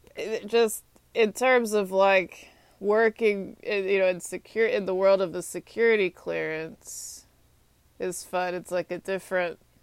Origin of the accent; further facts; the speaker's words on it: Texas, United States; moved away as an adult; also born or lived in Atlanta, Georgia; now in Washington, D.C., United States; I'm from Texas